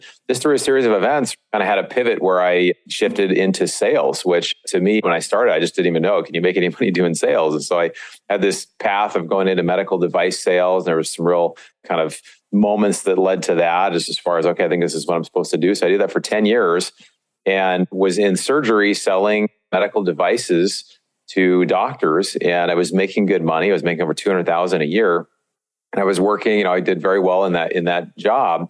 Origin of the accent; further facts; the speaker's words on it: Seattle, Washington, United States; moved away as an adult; also born or lived in Montana; I grew up in Seattle, but was at this church in Montana